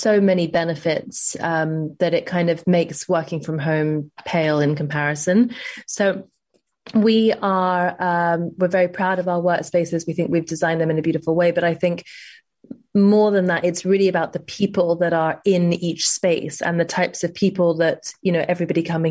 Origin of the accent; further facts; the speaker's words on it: London, United Kingdom; also born or lived in New York; growing up in London and then I spent 5 years in New York